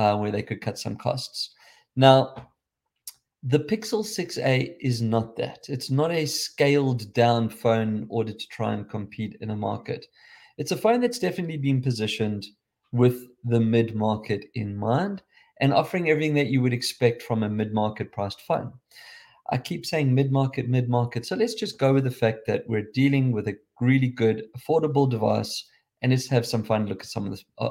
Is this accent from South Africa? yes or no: yes; South Africa; accent: South African